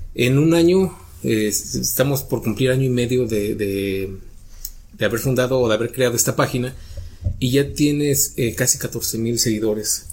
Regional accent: Mexico; como mexicanos nos cuesta trabajo

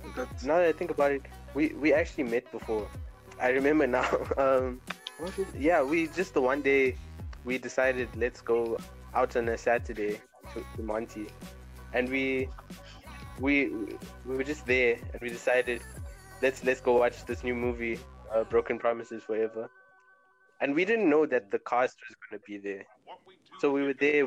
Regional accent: Durban, KwaZulu-Natal, South Africa; I'm from Durban as well

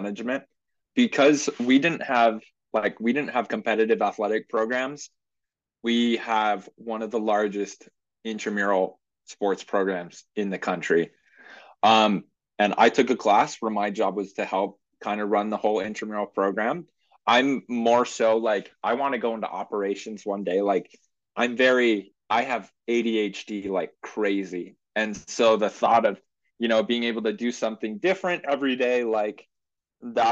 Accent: Portland, Oregon, United States; I grew up in Portland, Oregon

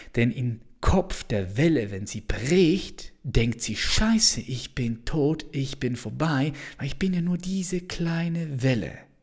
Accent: Switzerland; ich bin Schweizer

